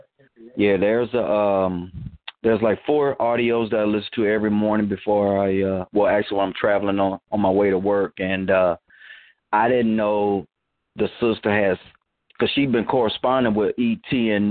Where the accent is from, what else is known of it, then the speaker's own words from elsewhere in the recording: Michigan, United States; I'm from Michigan.